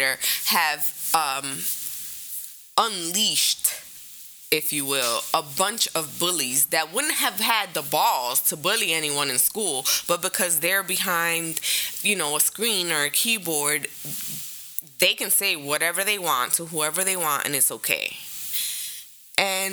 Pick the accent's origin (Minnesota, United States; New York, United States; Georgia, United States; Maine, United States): New York, United States; growing up in New York and being Hispanic